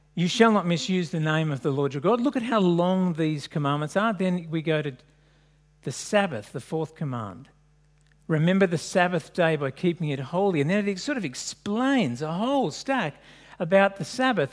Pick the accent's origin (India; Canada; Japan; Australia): Australia; Sydney, New South Wales; I grew up in French's Forest